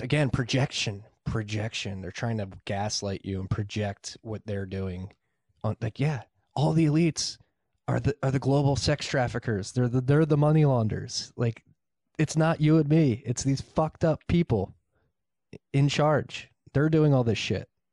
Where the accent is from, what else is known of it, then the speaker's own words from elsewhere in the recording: Philadelphia, Pennsylvania, United States; I'm from Northeast Philly